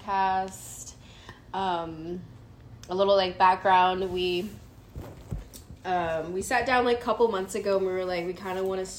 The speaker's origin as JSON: {"language": "English", "town": "Denton", "region": "Texas", "country": "United States", "moved": "as an adult", "lives_now": "Dallas, United States", "said": "I'm 26 years old. I'm from Denton, Texas. But I moved to Dallas, Texas about a year ago."}